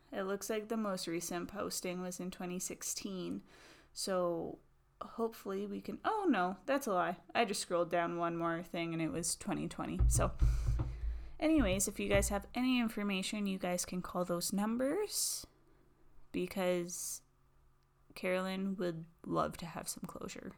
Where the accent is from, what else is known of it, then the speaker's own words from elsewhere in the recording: Canada; we're Canadian